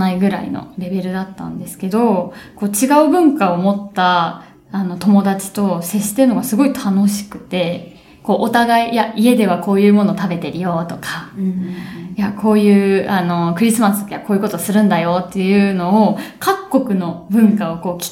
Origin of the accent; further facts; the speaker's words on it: Japan; first language Japanese; 母国語はやはり日本語なんですね私で一番そう